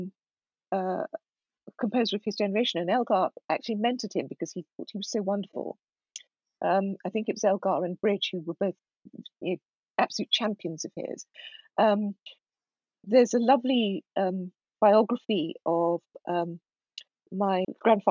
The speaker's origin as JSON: {"language": "English", "country": "United Kingdom", "tie": "born or raised there", "said": "we were the generation that was born and brought up here rather than in Ghana"}